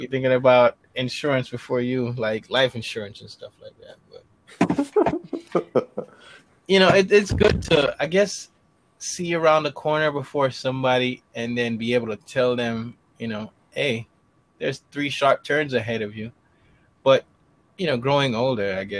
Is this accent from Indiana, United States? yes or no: no; New York City, New York, United States; I'm in the Bronx, New York